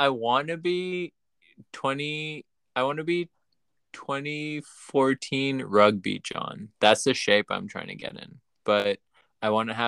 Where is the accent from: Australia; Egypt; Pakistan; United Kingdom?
Pakistan; now in United States; when I was growing up in Pakistan